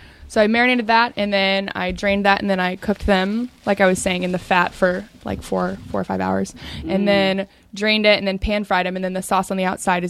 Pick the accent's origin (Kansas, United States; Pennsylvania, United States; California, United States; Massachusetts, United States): Kansas, United States; Stilwell; I grew up in Stillwell, Kansas, which is pretty much out there where people make T-shirts to go on the Price is Right.